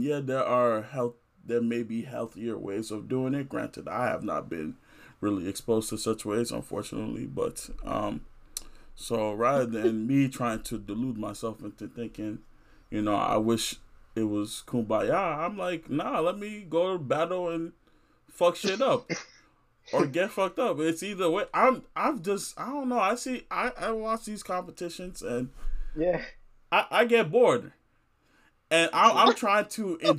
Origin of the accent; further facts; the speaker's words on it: Nigeria; my upbringing, one as someone black and also two as someone Nigerian